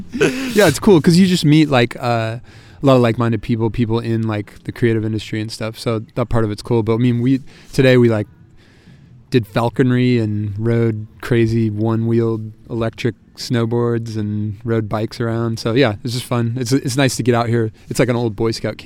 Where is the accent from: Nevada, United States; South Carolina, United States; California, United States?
California, United States; Sacramento; now in San Francisco, United States; I grew up in Sacramento